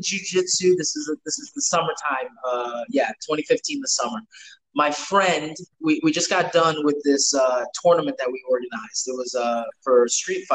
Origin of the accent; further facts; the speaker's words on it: New York, United States; growing up in New York from like the early 2000s